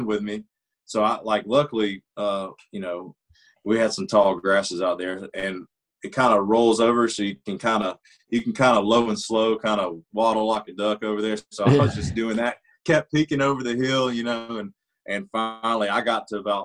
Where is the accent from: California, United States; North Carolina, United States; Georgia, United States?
Georgia, United States; now in Nashville, United States; the road I grew up on down in Georgia